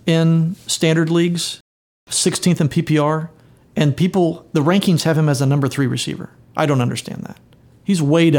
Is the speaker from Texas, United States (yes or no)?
no; Stillwater, Oklahoma, United States; In Stillwater, Oklahoma.